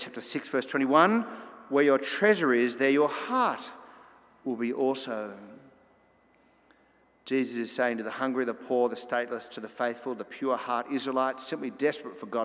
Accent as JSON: {"language": "English", "country": "Australia"}